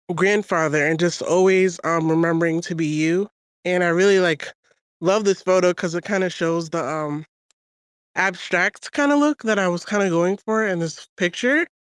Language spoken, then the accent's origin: English; New York, United States; now in Georgia, United States; from New York, but I live in Georgia now